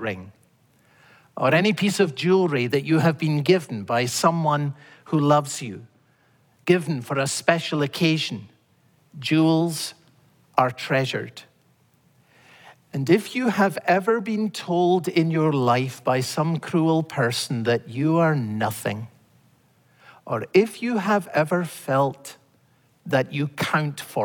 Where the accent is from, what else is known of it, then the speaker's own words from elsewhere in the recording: Scotland, United Kingdom; as a boy growing up in Scotland